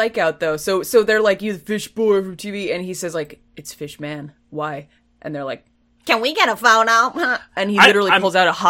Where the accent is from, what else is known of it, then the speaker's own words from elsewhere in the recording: Boston, Massachusetts, United States; I am from Boston